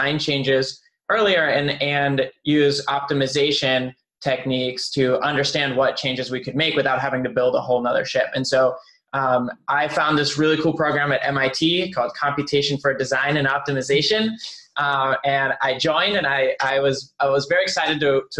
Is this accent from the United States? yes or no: yes; Pittsburgh, Pennsylvania, United States; also born or lived in Berlin, Germany; I was born in Berlin, grew up there, and then moved to Pittsburgh. So I grew up in Pittsburgh